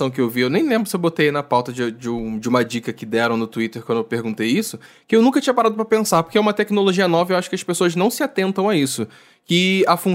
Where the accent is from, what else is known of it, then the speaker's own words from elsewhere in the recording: Niterói, Rio de Janeiro, Brazil; eu sou de Niterói.